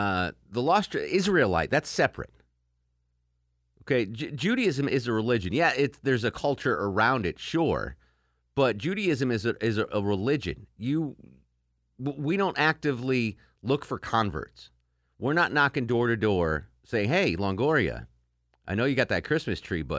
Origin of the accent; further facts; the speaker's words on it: Connecticut, United States; but why the anger toward me, who I was born in Connecticut? I'm from the Lost Tribes of Connecticut.